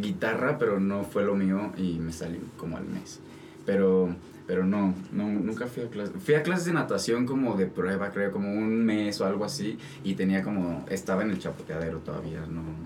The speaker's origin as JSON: {"language": "Spanish", "country": "Mexico", "said": "yo como mexicano"}